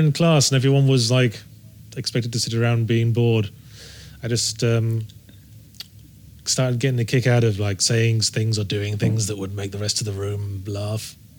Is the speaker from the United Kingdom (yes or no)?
yes; Rugby, West Midlands, United Kingdom; moved away; I was born in Rugby in Warwickshire.